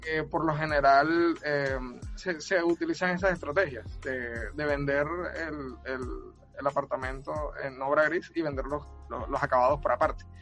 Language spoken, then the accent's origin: Spanish; Cartagena, Bolívar, Colombia; now in Barranquilla, Colombia; yo soy de Cartagena, de Cartagena de Indias, pero vivo, vivo en Barranquilla desde hace un tiempo.